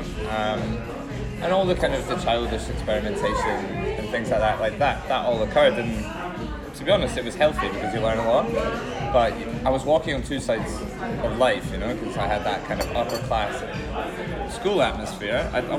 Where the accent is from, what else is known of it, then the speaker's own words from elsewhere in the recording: Edinburgh, Scotland, United Kingdom; moved away as an adult; also born or lived in Aberdeen; now in London, United Kingdom; I grew up in Edinburgh